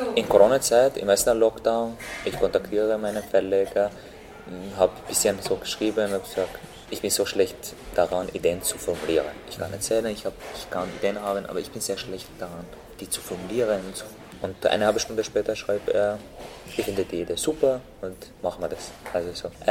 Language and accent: German; Syria; German is a second language; moved away as an adult; also born or lived in Lebanon / Turkey; now in Austria; dass ich Syrer sage